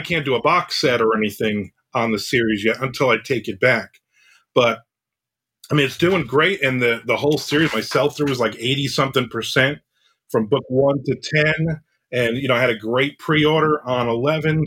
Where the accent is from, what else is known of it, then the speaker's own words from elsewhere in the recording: New Jersey, United States; I grew up in New Jersey.